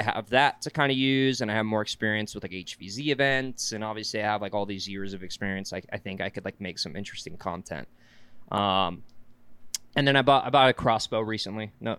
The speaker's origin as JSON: {"language": "English", "region": "South Carolina", "country": "United States", "tie": "born or raised there", "moved": "as an adult", "lives_now": "Utah, United States", "said": "I'm from South Carolina."}